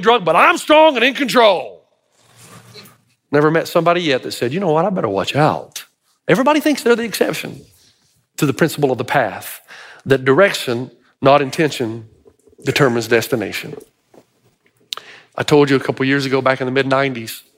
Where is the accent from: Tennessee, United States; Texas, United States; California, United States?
Tennessee, United States; I'm from Tennessee